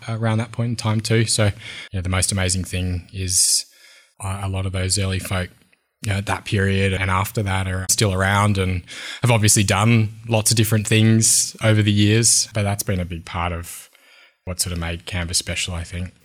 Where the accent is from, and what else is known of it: Wollongong, New South Wales, Australia; born or raised there; also born or lived in Sydney, Australia